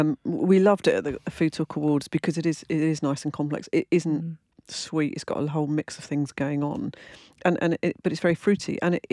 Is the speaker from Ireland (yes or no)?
no; London, United Kingdom; I come from London.